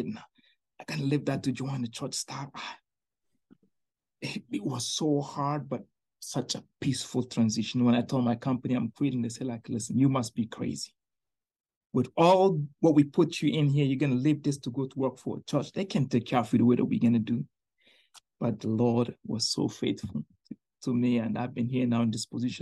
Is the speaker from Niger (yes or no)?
yes; Niger; now in Tampa Bay, United States; I'm from Niger.